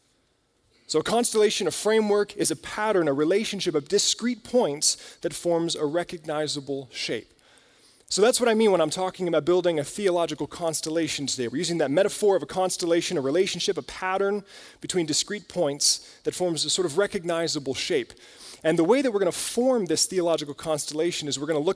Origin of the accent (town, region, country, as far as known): United States